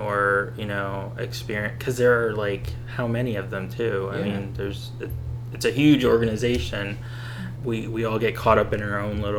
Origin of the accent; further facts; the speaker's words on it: Bethlehem, Pennsylvania, United States; I grew up in Bethlehem